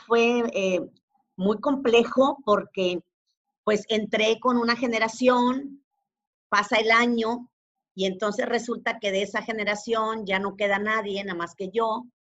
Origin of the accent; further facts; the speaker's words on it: Monterrey, Nuevo León, Mexico; also born or lived in Teziutlán, Puebla; yo no nací en Monterrey. Eh, todos, yo, soy regiomontana de corazón porque vivo aquí desde los seis años. Nací en una ciudad muy pequeñita que se llama Teciutlán, en Puebla.